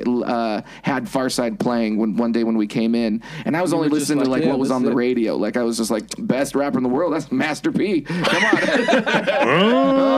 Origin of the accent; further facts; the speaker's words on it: Bay Area, California, United States; moved away as an adult; now in Salt Lake City, United States; I'm from the Bay Area